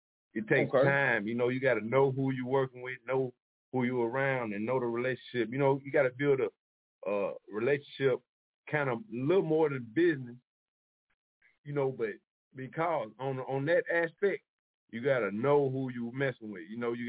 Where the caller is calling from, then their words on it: Charlotte, North Carolina, United States; I'm calling from Charlotte.